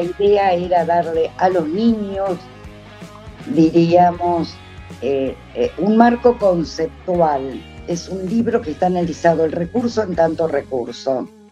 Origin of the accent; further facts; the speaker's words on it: Cutral Có, Neuquén, Argentina; Nací en Neuquén, precisa, eh, específicamente en Cutralcó, comarca petrolera